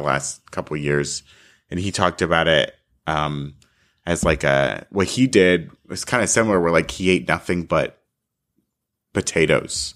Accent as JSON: {"language": "English", "region": "South Florida", "country": "United States", "tie": "born or raised there", "moved": "yes", "lives_now": "California, United States", "said": "I grew up in South Florida"}